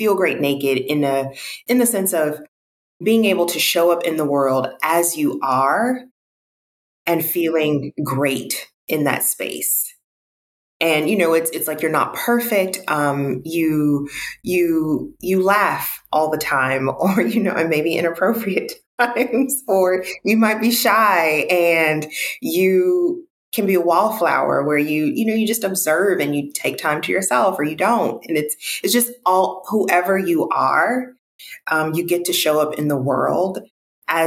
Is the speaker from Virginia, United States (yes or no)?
no; Mississippi, United States; moved away as an adult; also born or lived in Houston, Texas; now in Los Angeles, United States; I'm from Mississippi. So I'm African-American, Black, I identify as Black. And I'm from the South, born and raised.